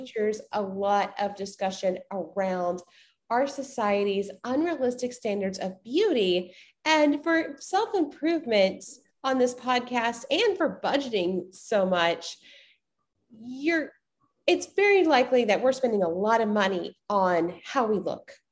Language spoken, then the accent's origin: English; the South, United States; growing up in the South